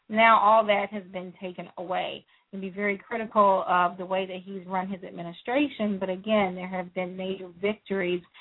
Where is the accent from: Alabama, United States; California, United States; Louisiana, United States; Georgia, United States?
Louisiana, United States; I was born in Louisiana. I I do consider that truly home. Uh, those are my people. They sound like me.